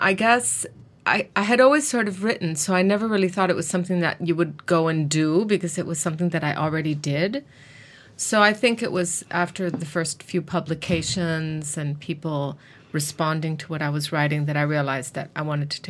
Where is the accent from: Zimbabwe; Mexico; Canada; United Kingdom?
Mexico; also born or lived in New York, United States; I live in Mexico, and I was raised in Mexico, and I also went to university in the United States. I went to New York University